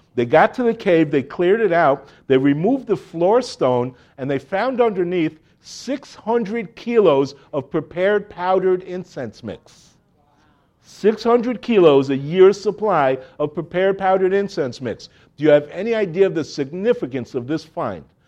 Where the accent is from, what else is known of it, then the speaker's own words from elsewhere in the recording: Miami Beach, Florida, United States; moved away as an adult; now in Jerusalem, Israel; I grew up in Miami, Miami Beach.